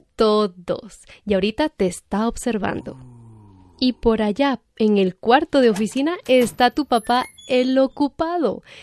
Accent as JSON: {"language": "Spanish", "country": "Guatemala", "said": "aquí en Guatemala seguimos"}